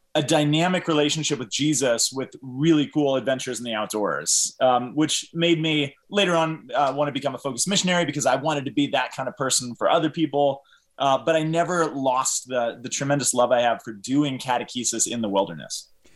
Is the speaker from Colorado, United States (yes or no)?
yes; Boulder, Colorado, United States; growing up in Boulder, I, I, um, raised a Catholic